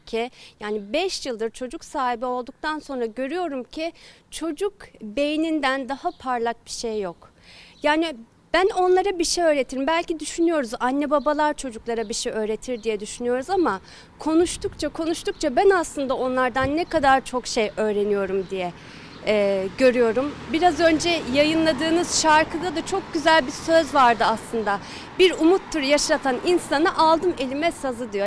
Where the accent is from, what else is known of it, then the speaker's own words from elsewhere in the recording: Ordu, Turkey; moved away; Ordu'daydım. Deniz kenarında bahçeli bir evde büyüdüm.